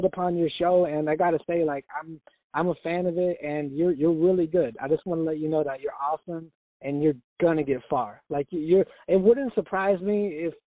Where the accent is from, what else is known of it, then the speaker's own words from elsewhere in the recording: Oregon, United States; I'm from Oregon